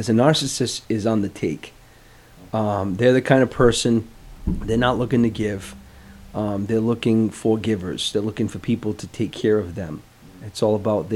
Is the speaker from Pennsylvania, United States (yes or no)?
no; Providence, Rhode Island, United States; I'm from Providence.